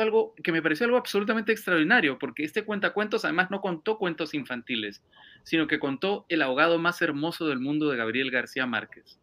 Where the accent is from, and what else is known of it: Peru; moved away as an adult; now in Madrid, Spain